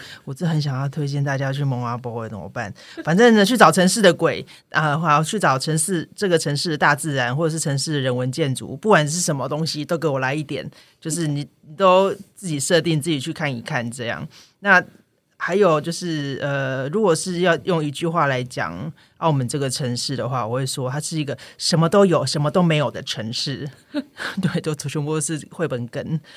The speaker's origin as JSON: {"language": "Chinese", "town": "Taipei", "country": "Taiwan", "tie": "born or raised there", "also_born_or_lived": "southern Taiwan", "moved": "as an adult", "lives_now": "Macau", "said": "我自己是在南台湾出生，然后在台北长大"}